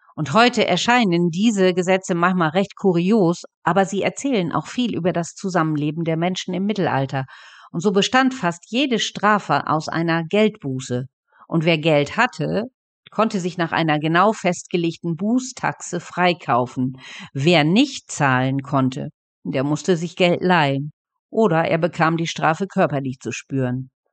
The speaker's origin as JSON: {"language": "German", "town": "Dornum", "region": "Lower Saxony", "country": "Germany", "said": "bei uns in Dornum"}